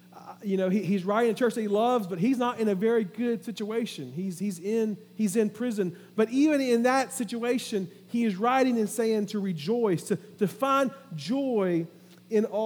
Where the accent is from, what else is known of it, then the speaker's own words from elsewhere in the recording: Orangeburg, South Carolina, United States; moved away; some folks that we grew up with down in Orangeburg